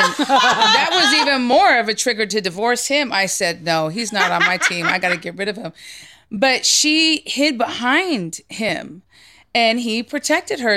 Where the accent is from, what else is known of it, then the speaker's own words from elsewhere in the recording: San Jose, California, United States; I was raised in the Bay Area